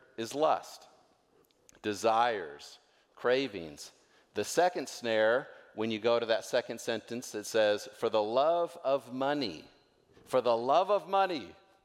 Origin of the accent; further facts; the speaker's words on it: North Idaho, United States; I'm from North Idaho